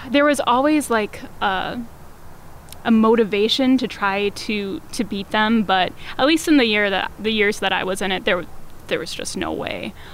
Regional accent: Neenah, Wisconsin, United States; Yes, I am from Neenah. I don't know that I would call it jazzy.

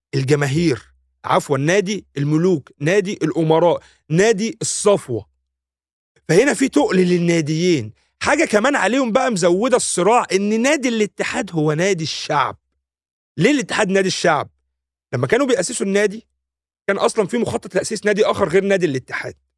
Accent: Egypt

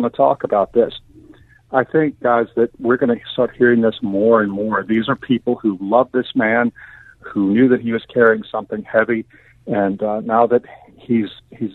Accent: Baton Rouge, Louisiana, United States; born or raised there

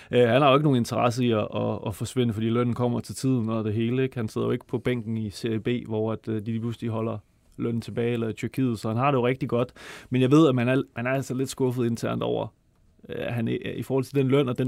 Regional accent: Copenhagen, Capital Region of Denmark, Denmark; Jeg er fra Østerbro.

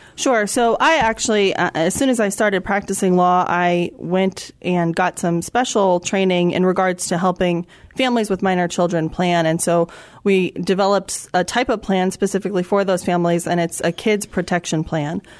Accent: Florida, United States; moved away as an adult; now in San Antonio, United States; I'm an attorney licensed here in Texas, but actually, I was born and raised in Florida

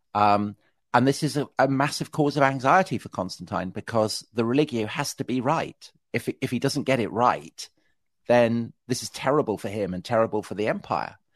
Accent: Salisbury, South West England, United Kingdom; I was raised outside Salisbury

